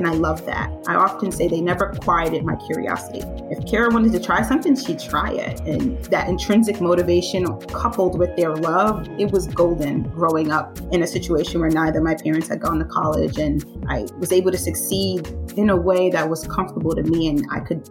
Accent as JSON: {"language": "English", "town": "New York City", "region": "New York", "country": "United States", "tie": "born or raised there", "said": "I am from Brooklyn, New York, born and raised"}